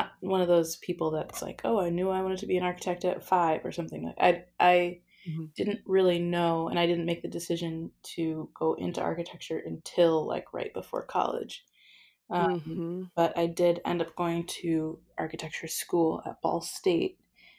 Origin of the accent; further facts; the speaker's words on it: Oak Park, Illinois, United States; also born or lived in Muncie, Indiana; I grew up in Oak Park, Illinois. And that's the first suburb west of Chicago.